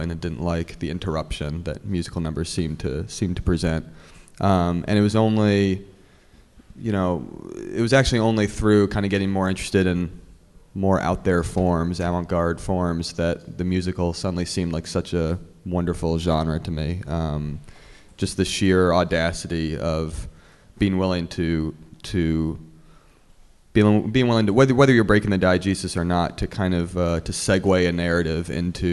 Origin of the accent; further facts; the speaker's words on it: New Jersey, United States; moved away as an adult; also born or lived in Boston / Los Angeles; I grew up in Jersey